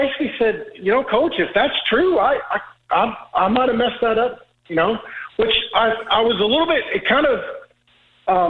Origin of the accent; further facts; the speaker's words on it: Oklahoma, United States; I'm from Oklahoma